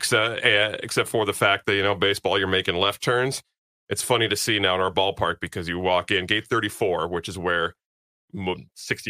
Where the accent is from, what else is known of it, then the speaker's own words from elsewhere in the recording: California, United States; moved away; I grew up in California